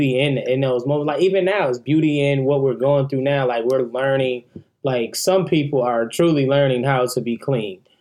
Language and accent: English; Milwaukee, Wisconsin, United States; now in Atlanta, United States; I'm from Milwaukee, Wisconsin